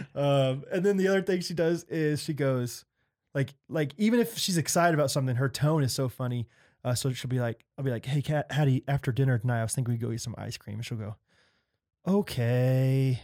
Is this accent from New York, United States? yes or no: no; Olathe, Kansas, United States; I'm from Olathe